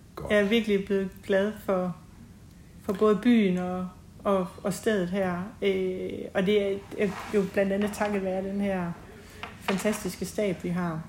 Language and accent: Danish; Vamdrup, Southern Denmark, Denmark; moved away as an adult; also born or lived in Kolding / United States / Copenhagen / Tinglev; now in Haderslev, Denmark; jeg er født og opvokset i Vamdrup